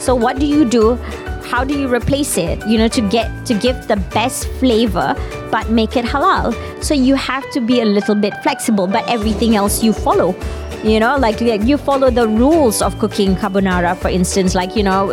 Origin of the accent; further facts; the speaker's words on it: Malaysia; as a Malaysian